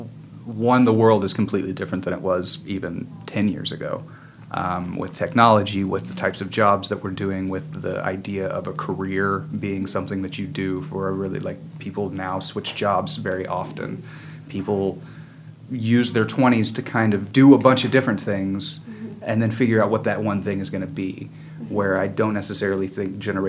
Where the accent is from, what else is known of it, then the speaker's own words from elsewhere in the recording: Northwest Arkansas, United States; I'm from Northwest Arkansas. I grew up in a very, like, small community